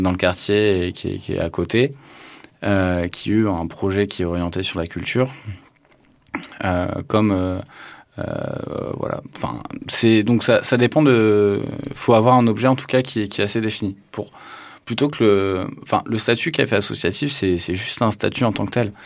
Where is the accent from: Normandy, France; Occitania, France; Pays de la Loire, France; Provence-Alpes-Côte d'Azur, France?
Occitania, France; Tarn; moved away; also born or lived in Toulouse; j'ai grandi dans le Tarn